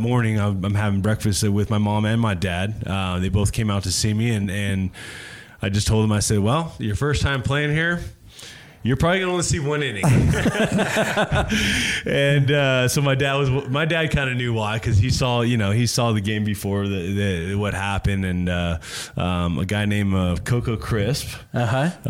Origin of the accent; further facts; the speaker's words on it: Santa Clarita, California, United States; I grew up in, uh, in Los Angeles, okay. just north of LA, uh, downtown there, in a little place called uh, Santa Clarita Valley, um, Valencia. Um, uh, just grew grew up there, born and raised